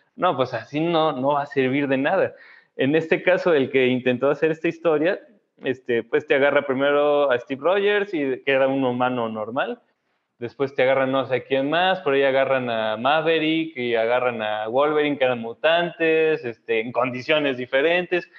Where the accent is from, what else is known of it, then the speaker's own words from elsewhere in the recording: Saltillo, Coahuila, Mexico; yo crecí en Saltillo